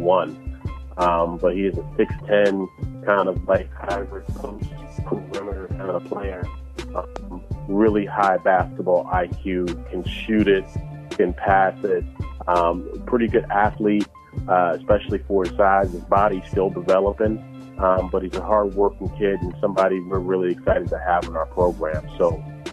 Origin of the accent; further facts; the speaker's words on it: Washington, District of Columbia, United States; I'm from Washington, D.C. I grew up in what we call it uptown, over on 4th